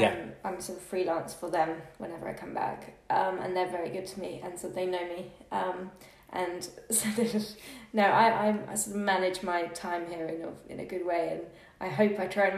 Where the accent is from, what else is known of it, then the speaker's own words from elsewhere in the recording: Suffolk, East of England, United Kingdom; moved away as an adult; now in London, United Kingdom; I grew up in Suffolk in the countryside. I sort of spend a lot of weekends there at the moment, going back to sort of breathe, because London, of course, gets, you know, claustrophobic and stuff.